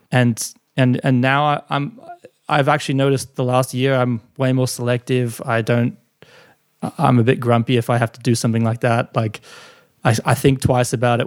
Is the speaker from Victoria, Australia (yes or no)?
no; Gold Coast, Queensland, Australia; moved away as an adult; also born or lived in Sydney; I was from the Gold Coast. I moved to Sydney to do this internship